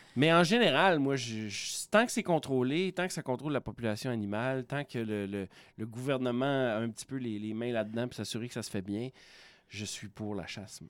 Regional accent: Quebec, Canada; je viens de Saguenay-Lac-Saint-Jean, qui est une région euh, très boisée, donc, euh, mes oncles, mes cousins, ça chassait. Fait que je suis élevé dans, dans, dans un, environnement de chasseurs

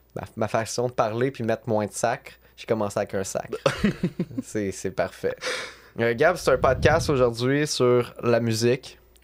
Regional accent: Sorel-Tracy, Quebec, Canada; je viens de Sorel

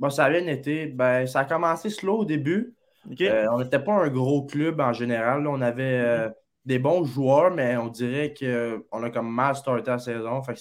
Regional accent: Blainville, Quebec, Canada; j'ai 17 ans, puis euh, je viens de Blainville.

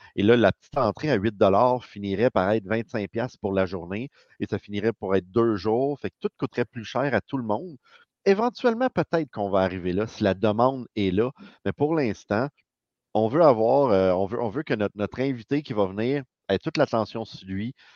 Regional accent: Montreal, Quebec, Canada; on vient de Montréal

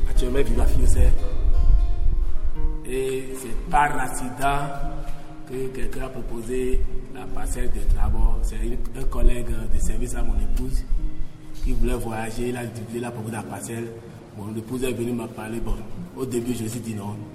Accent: Aplahoué, Kouffo, Benin; Moi, je suis natif de Koufo, à Plahoué

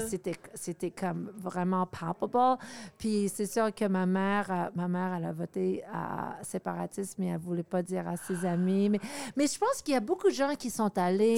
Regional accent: Montreal, Quebec, Canada; French is a second language; also born or lived in New York, United States; Je suis d'origine euh, américaine. OK. Mais euh, j'ai vécu presque toute ma jeunesse au Canada, à Montréal, avec ma mère

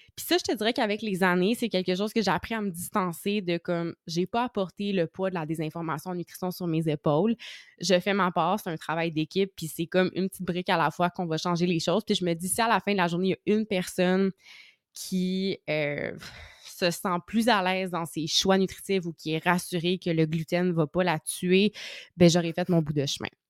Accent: Outaouais, Quebec, Canada; je viens de la région de l'Outaouais

